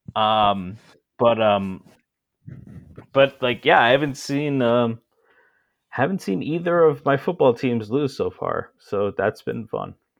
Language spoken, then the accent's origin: English; Connecticut, United States; I grew up in Connecticut